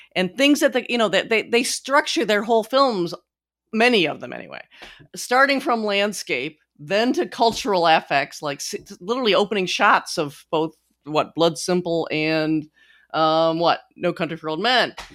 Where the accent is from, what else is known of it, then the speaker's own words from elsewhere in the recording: United States; I'm such an American